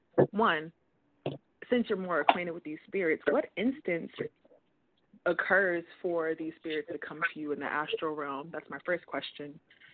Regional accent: Detroit, Michigan, United States; I'm from Detroit.

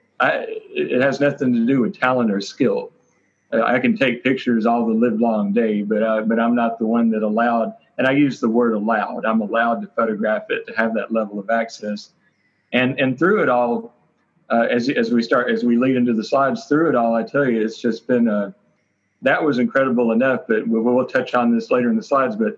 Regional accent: Memphis, Tennessee, United States; now in Fort Worth, United States; I'm from Memphis, Tennessee

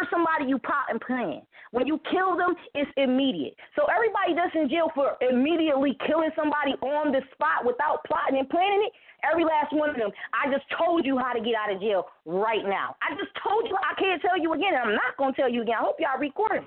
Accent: Buffalo, New York, United States; also born or lived in Niagara Falls, New York; I'm from Buffalo, New York, Niagara Falls

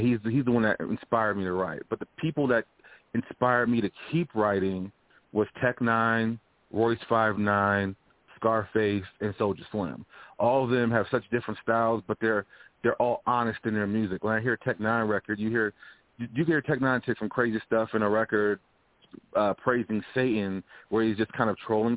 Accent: Louisiana, United States; moved away; I'm from Louisiana originally

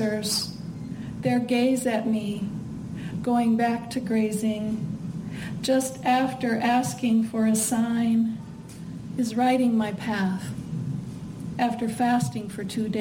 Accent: Midwest, United States; moved away; I'm from the Midwest

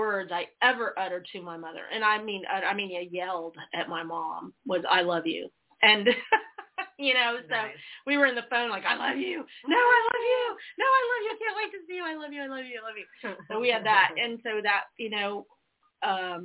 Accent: Georgia, United States; also born or lived in South Carolina; I grew up partially in South Carolina and then in Georgia

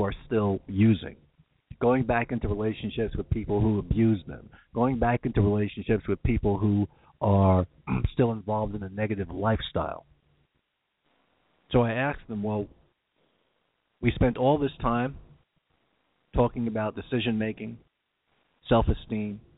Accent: New York, United States; accent: New York; my New York accent

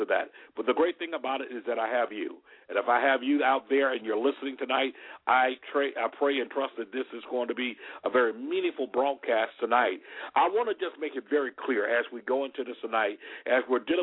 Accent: Alabama, United States; Alabama because that's my home state

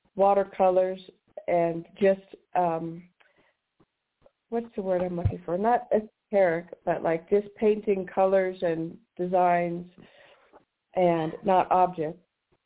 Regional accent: Washington, United States; moved away; also born or lived in San Francisco; I was from Washington.

